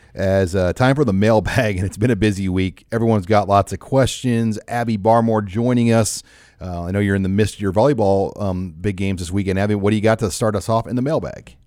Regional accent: Omaha, Nebraska, United States; I grew up in Omaha

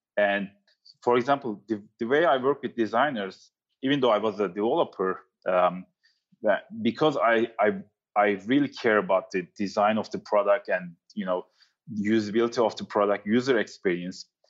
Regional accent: Turkey; also born or lived in New York City; now in San Francisco, United States; I'm from Turkey

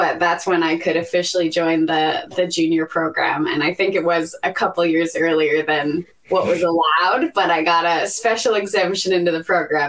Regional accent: Red Deer, Alberta, Canada; I grew up in Red Deer, and my dad was the ice maker at the curling club.

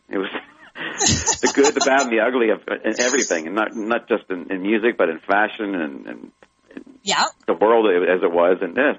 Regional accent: Canada; born there; also born or lived in Germany; Well, I was born in Canada. I was born in Canada, but I was stayed less than a year in Vancouver.

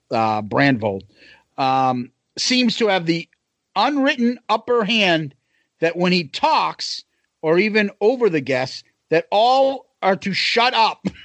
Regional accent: New York, United States; Yeah, I'm from New York too.

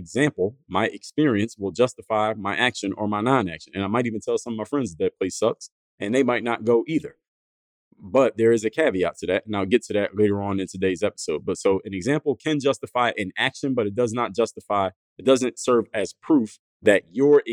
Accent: Philadelphia, Pennsylvania, United States; my neighborhood that I grew up in Philadelphia, my neighborhood of Mount Airy

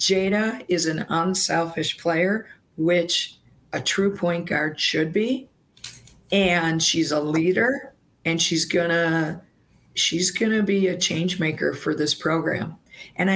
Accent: Wisconsin, United States; moved away; I was from Wisconsin

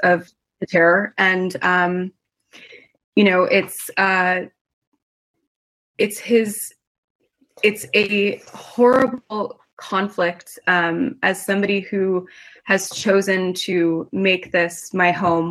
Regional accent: Santa Monica, California, United States; moved away as an adult; now in Israel; I was born and raised in Santa Monica, in California

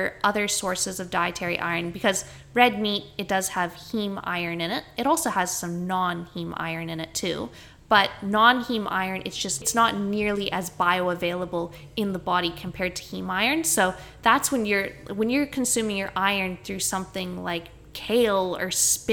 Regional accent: Canada; now in Australia; I grew up in Canada

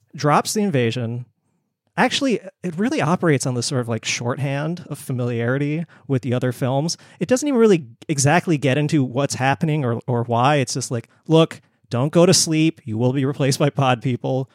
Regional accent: Bangkok, Thailand; moved away; I was born in Bangkok

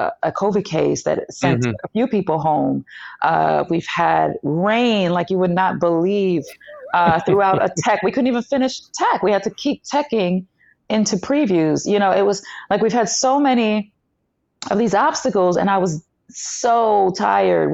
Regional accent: New York City, New York, United States; also born or lived in Long Island; I was born in East New York, Brooklyn. Well, I'm from East New York, Brooklyn. Born in Coney Island, actually.

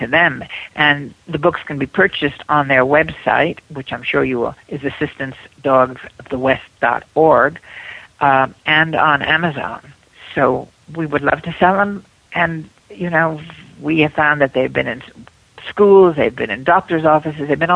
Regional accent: Washington, District of Columbia, United States; moved away as an adult; I am from Washington.

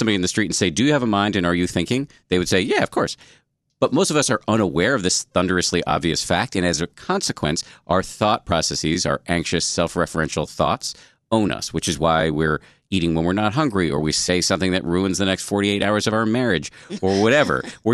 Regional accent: Massachusetts, United States; I was raised in the People's Republic of Massachusetts.

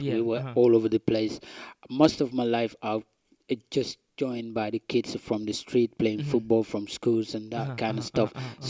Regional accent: Gambia; moved away as an adult; now in Glasgow, United Kingdom; I'm based in Glasgow. I'm from the Gambia, West Africa.

